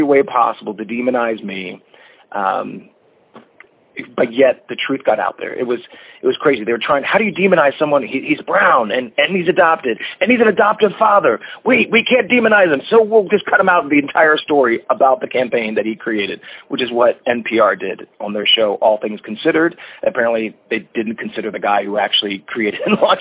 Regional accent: Lancaster, Pennsylvania, United States; moved away as an adult; also born or lived in Atlanta, Georgia; I'm from Lancaster, Pennsylvania

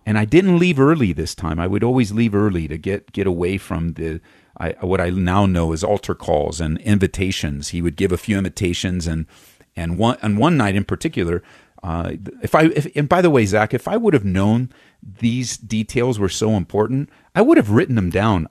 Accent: Los Angeles, California, United States; moved away as an adult; now in Aurora, United States; we moved here uh, from Southern California, uh, where I was born and raised just outside of East Los Angeles

